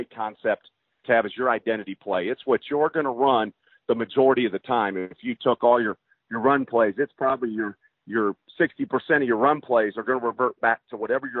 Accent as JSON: {"language": "English", "region": "Iowa", "country": "United States", "tie": "born or raised there", "also_born_or_lived": "New York", "moved": "yes", "lives_now": "Texas, United States", "said": "where I grew up in Iowa, everything closed down Friday night for a football game."}